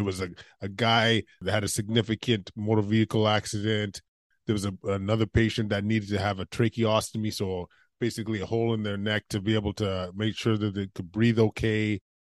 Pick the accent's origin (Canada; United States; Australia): Canada; Edmonton, Alberta; Yeah, I grew up in Edmonton, Alberta, went to med school out there.